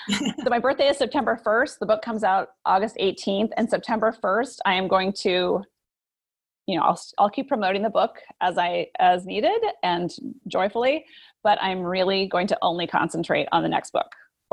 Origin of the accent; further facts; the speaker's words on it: Great Falls, Montana, United States; moved away; also born or lived in San Francisco Bay Area; I grew up in Great Falls.